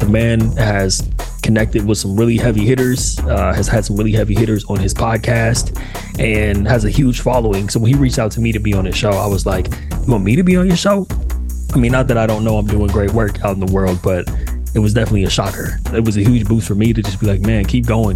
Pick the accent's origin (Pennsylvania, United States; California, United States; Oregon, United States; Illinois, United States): California, United States; Inland Empire, Southern; moved away as an adult; also born or lived in Pasadena, California / Los Angeles, California / San Diego, California / Orange County, California; now in Austin, United States; I grew up in the Inland Empire, which is east of LA. I was born in Pasadena, then my family moved east